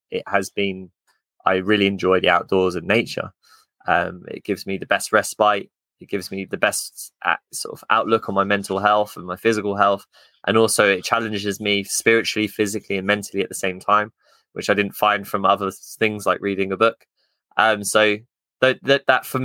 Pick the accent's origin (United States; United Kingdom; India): United Kingdom; Luton, East of England; I come from Luton, which is kind of, it's not the nicest of towns